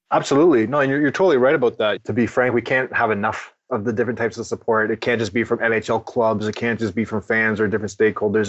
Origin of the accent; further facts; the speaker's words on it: Ottawa, Ontario, Canada; growing up in Ottawa as a kid